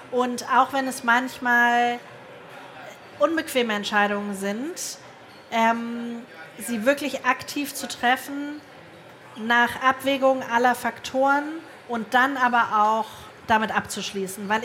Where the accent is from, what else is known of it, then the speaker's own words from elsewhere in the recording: Hamburg, Germany; Ich komme aus Hamburg, da sagt man Herrentoilette.